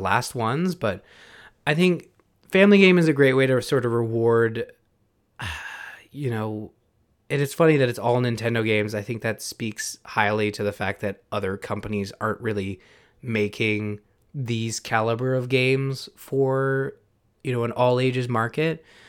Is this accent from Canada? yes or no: yes; Canada; we're also Canadian